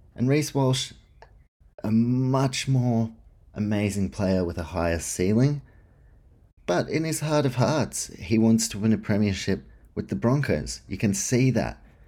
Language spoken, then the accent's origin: English; New Zealand; as a Kiwi